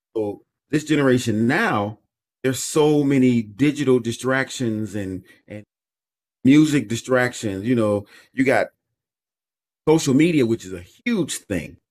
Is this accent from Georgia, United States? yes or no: no; Chicago, Illinois, United States; I was born and raised in Chicago, Illinois